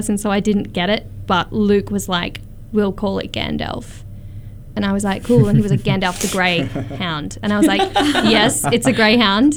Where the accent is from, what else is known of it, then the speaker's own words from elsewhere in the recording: Brisbane, Queensland, Australia; moved away as an adult; now in Armidale, Australia; I'm from Brisbane originally.